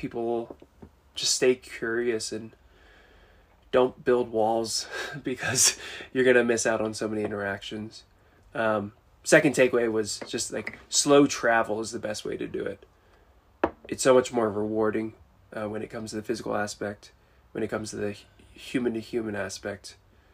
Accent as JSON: {"language": "English", "town": "Washington", "region": "District of Columbia", "country": "United States", "tie": "born or raised there", "moved": "as an adult", "lives_now": "Grand Junction, Colorado, United States", "said": "I grew up in D.C."}